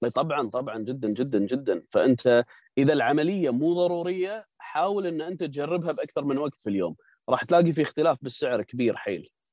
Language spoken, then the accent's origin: Arabic; Kuwait; عندنا بالكويت